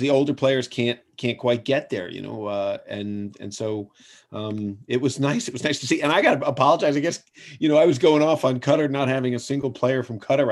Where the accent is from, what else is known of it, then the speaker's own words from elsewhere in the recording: United States; we're Americans